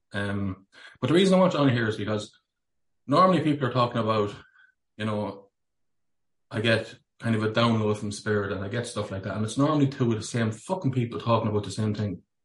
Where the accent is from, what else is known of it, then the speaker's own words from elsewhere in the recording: Ireland; born a Catholic as well in Ireland